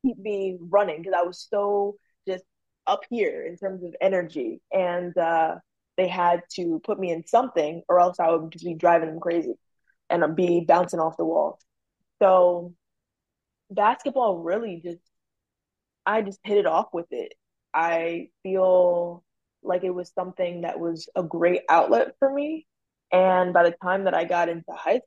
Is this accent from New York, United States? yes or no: no; Maryland, United States; I'm from Maryland